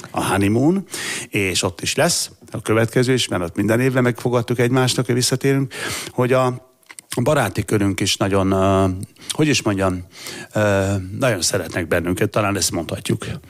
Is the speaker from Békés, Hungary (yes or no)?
yes; Gyula, Békés, Hungary; egyes számú általános iskolában Gyuláról beszélek, Gyulai vagyok